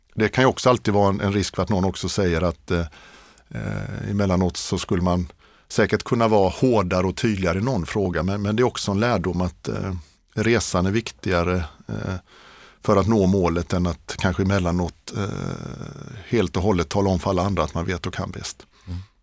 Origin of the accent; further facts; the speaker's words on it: Hovmantorp, Kronoberg County, Sweden; moved away as an adult; also born or lived in Kungälv / Lund; now in Stockholm, Sweden; jag är uppväxt i i Småland, i, eh, det allra eh, mörkaste och mest kargaste av Småland, Kronobergs län, i ett samhälle som heter Hovmantorp